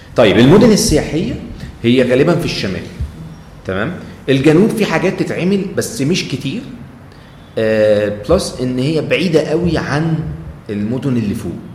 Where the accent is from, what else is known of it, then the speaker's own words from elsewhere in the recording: Egypt; انا سايح مصري